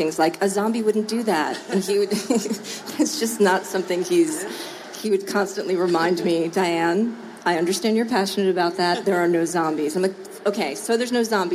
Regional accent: New Jersey, United States; I'm from New Jersey

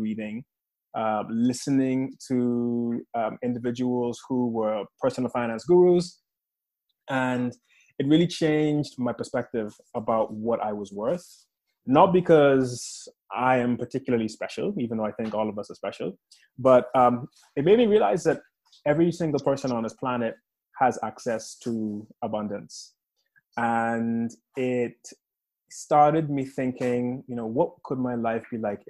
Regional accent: Bahamas; moved away as an adult; also born or lived in Chicago, United States; now in United Kingdom; I was born in the Bahamas, mm-hmm. Born and raised there

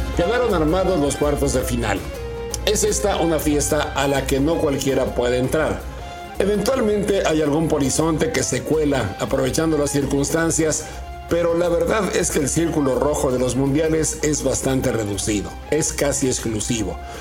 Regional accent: Mexico; ni siendo mexicanos

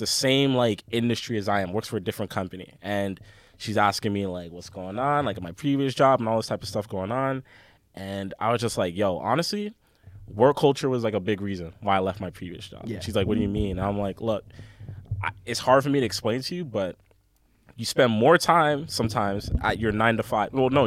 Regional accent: England, United Kingdom; moved away; growing up in England with my older brothers and my my parents

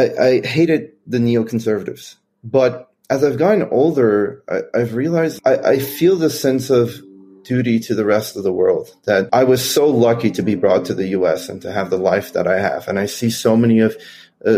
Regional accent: Iran; also born or lived in Kentucky, United States; now in United States; I grew up in Iran.

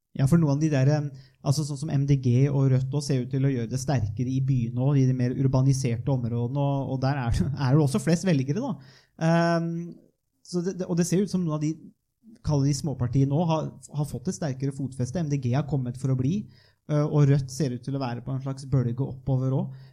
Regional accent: northern Viken, Norway; jeg er jo fra Nordre Viken, da, som det nå har blitt, eh, og fra de indre dalstrøka

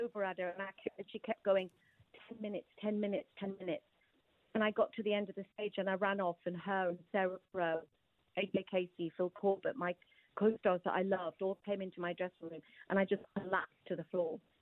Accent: Newcastle upon Tyne, North East England, United Kingdom; I'm a Geordie

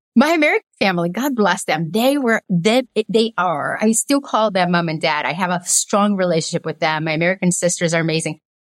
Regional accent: Belo Horizonte, Minas Gerais, Brazil; also born or lived in Governador Valadares, Brazil; now in United States; I was born in a little town called Governador Valadares and then moved to Belo Horizonte

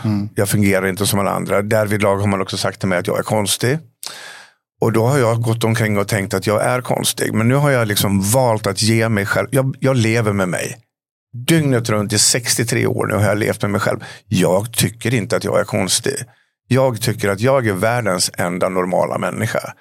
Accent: Falun, Dalarna County, Sweden; en liten pojke hemma i Falun

